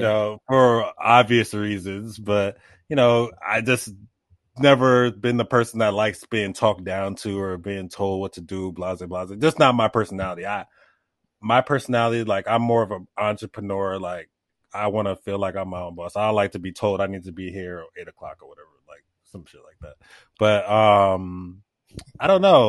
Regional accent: New York City, New York, United States; a city kid growing up in Brooklyn

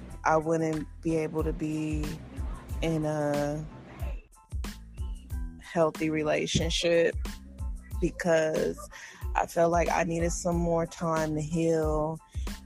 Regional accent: United States; being African American in America

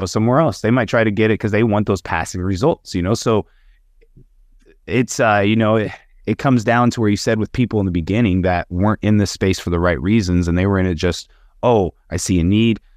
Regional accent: Wyoming, United States; I'm from Wyoming, that's the state that I claim. I live there the most

